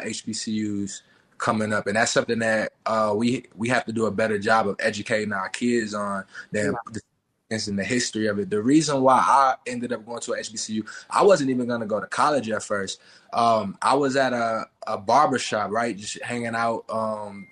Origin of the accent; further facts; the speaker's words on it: Texas, United States; We just in the country, like, I'm from Maynard, Texas.